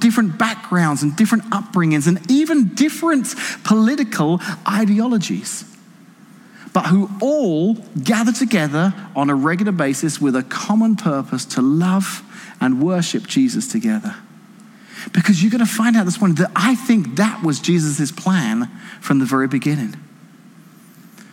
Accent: England, United Kingdom; now in Washington, United States; Didn't grow up here, grew up in England, but married Casey, live here now

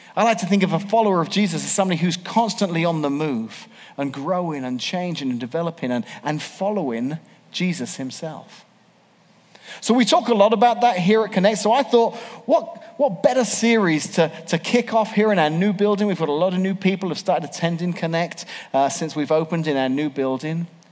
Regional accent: England, United Kingdom; moved away as an adult; now in Washington, Illinois, United States; 25 years ago, I moved to America. 25 years ago, 1994, I grew up in England

